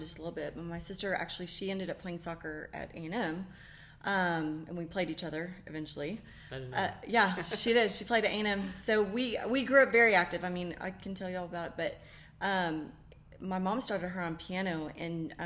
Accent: Fort Worth, Texas, United States; moved away as an adult; also born or lived in Daytona Beach, Florida / Waco, Texas; now in College Station, United States; grew up in Fort Worth, and my husband and I met at Baylor

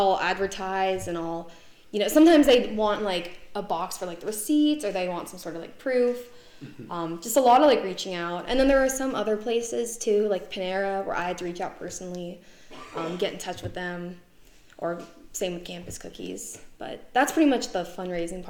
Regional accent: Northern Virginia, United States; I am from Northern Virginia.

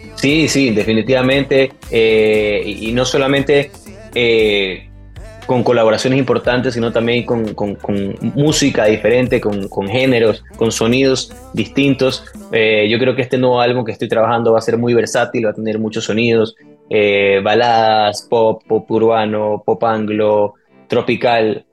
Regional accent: Ecuador; moved away as an adult; now in Miami, United States; en mi país, en Ecuador

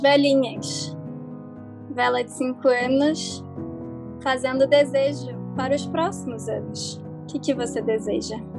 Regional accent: Rio de Janeiro, Brazil; now in São Paulo, Brazil; eu sou carioca, mas hoje em dia moro em São Paulo

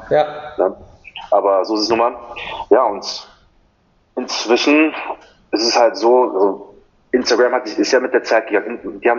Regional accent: Cologne, North Rhine-Westphalia, Germany; wohne hier in wunderschönen Köln. Ja, gebürtig komme ich aus den Philippinen, bin aber hier geboren, Abitur gemacht und so weiter

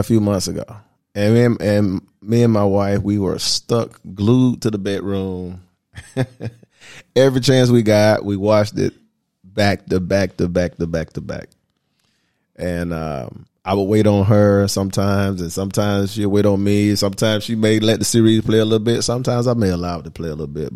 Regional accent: United States; accent: American; moved away as an adult; also born or lived in Atlanta, Georgia; now in Dominican Republic; My nationality, of course, you can hear it in my voice, I'm American

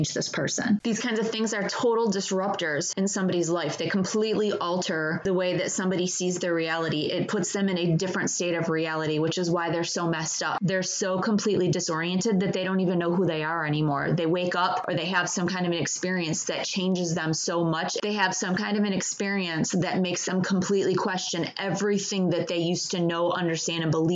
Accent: Michigan, United States; I grew up in Michigan

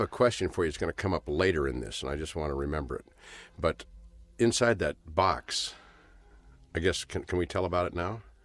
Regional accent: Los Angeles, California, United States; Born in Hollywood, Hollywood Presbyterian Hospital

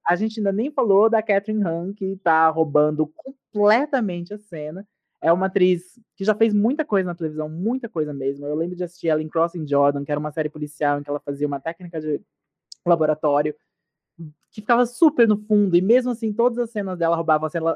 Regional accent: Brazil; nós brasileiros que assistimos muitas séries americanas

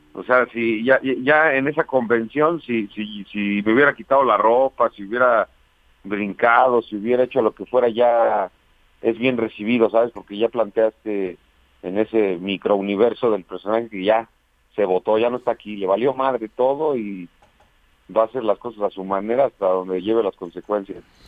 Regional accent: Toluca, State of Mexico, Mexico; moved away as an adult; now in Mexico City, Mexico; Yo nací en Toluca, Estado de México. En Toluca. Y ahí, ahí crecí hasta los 18 años que me vine para la Ciudad de México

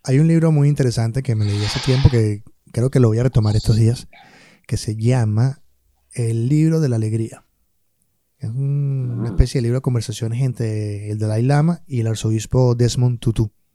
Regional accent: Maracay, Aragua, Venezuela; moved away; yo que vengo de Maracay

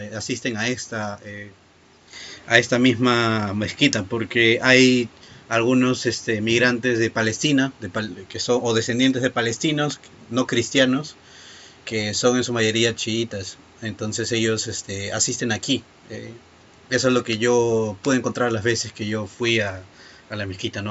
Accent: Lima, Peru; yo soy de Lima, en Perú

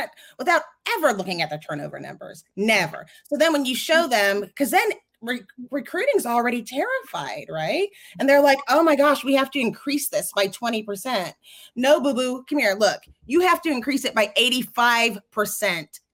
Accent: Texas, United States; I'm from Texas

